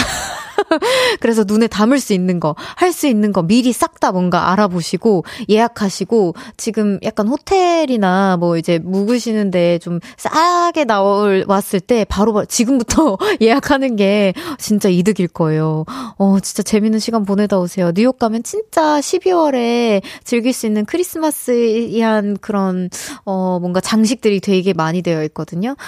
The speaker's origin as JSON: {"language": "Korean", "region": "Seoul", "country": "South Korea", "said": "저는 서울 사람입니다"}